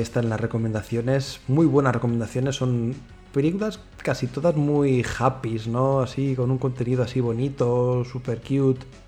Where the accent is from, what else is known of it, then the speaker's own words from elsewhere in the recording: Madrid, Community of Madrid, Spain; Los que somos de Madrid